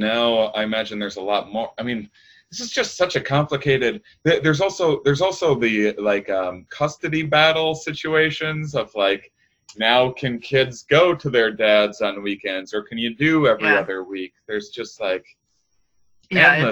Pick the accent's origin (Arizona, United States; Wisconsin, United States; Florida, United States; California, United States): Wisconsin, United States; outside of La Crosse, rural; moved away; I'm from rural Wisconsin